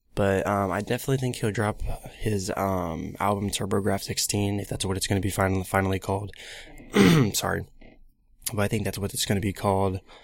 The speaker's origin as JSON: {"language": "English", "town": "Columbus", "region": "Ohio", "country": "United States", "said": "I'm from Columbus, Ohio, around that area"}